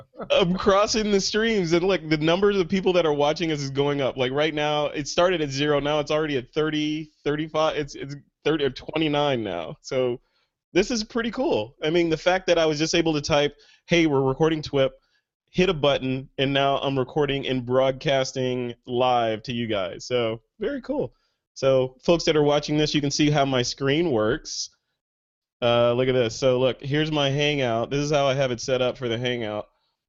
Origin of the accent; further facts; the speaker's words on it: Chicago, Illinois, United States; I'm from Chicago originally, and we actually had winter, spring, summer, and fall.